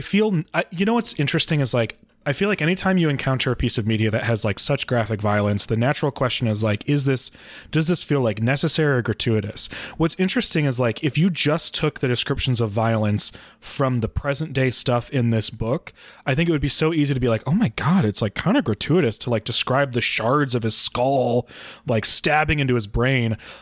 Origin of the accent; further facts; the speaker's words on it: Midwest of the United States, United States; as a white person growing up in the Midwest of the United States